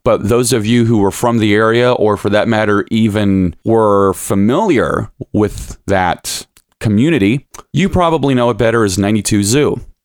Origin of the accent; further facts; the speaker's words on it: Lima, Ohio, United States; now in Toledo, United States; I'm originally from, born and raised in Lima, Ohio